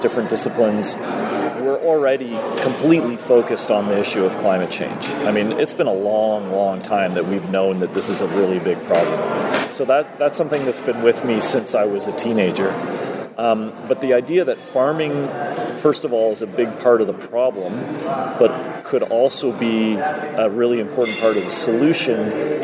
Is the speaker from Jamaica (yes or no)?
no; Toronto, Ontario, Canada; now in Collingwood, Canada; I grew up in Toronto